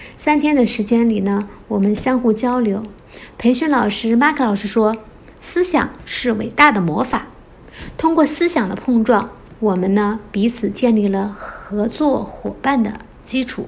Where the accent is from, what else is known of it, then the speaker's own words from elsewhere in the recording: China; also born or lived in Guangdong; 我来自中国，现在居住在广东省，从事通信设备维护工作